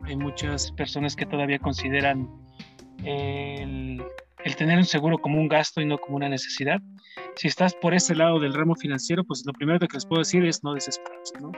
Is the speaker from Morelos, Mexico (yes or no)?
no; Puebla, Mexico; moved away as an adult; also born or lived in Ciudad del Carmen, Campeche; soy originario de la ciudad de Puebla